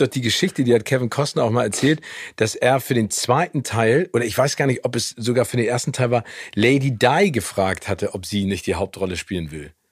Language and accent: German; Hamburg, Germany; also born or lived in Phoenix, Arizona, United States; Ich bin äh, in Hamburg aufgewachsen. Also, ja, also ich, ich, bin geboren in Amerika